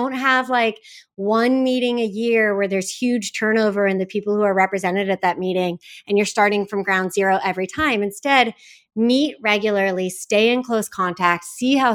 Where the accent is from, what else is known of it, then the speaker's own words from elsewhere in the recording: Silicon Valley, California, United States; I grew up in Silicon Valley